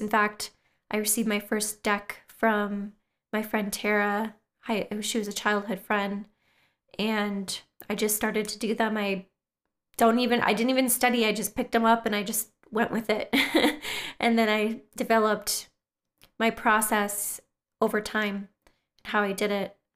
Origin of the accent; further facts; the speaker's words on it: northern Wisconsin, United States; now in Twin Cities, Minnesota, United States; my hometown in northern Wisconsin